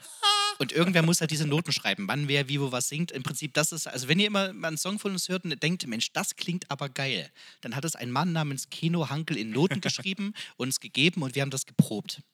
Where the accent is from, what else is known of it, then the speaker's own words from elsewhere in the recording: Freiberg, Saxony, Germany; kaum ein Haus in Freiberg, wo da noch kein äh, äh, Innenhof oder Außenhof oder keine Kneipe, wo wir nicht gesungen haben als Jugendliche und junge Erwachsene